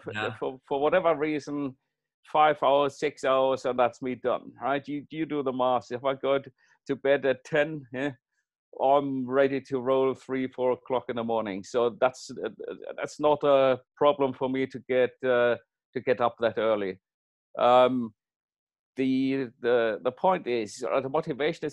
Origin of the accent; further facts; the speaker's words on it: Germany; moved away as an adult; also born or lived in Singapore; now in United Kingdom; I'm originally from Germany